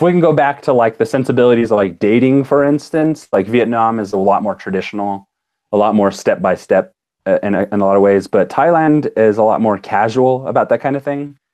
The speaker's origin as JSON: {"language": "English", "country": "United States", "accent": "American", "said": "when they hear me talk, I'm so like American."}